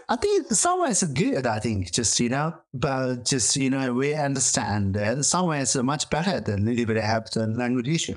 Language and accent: English; Tibet, China; English is a second language; moved away as an adult; also born or lived in India; now in Oxford, United Kingdom; I'm from Tibet. So I grew up like a very rural place and uh, some nomad uh, family